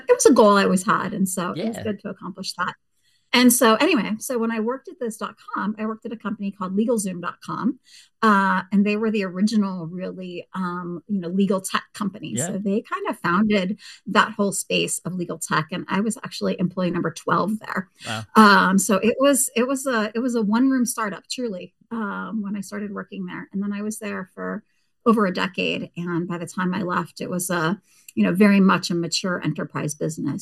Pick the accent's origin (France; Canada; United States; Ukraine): United States; Petaluma, California; moved away as an adult; also born or lived in Arkansas / Tennessee; I grew up in Northern California, you want to know, in the wine country in a town called Petaluma